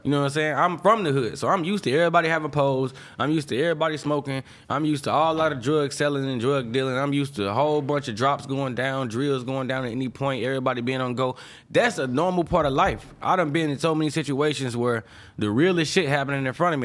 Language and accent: English; St. Louis, Missouri, United States; moved away as an adult; also born or lived in Chicago; I'm from Saint Louis, fool. Like, where I'm from, high school, not even a necessity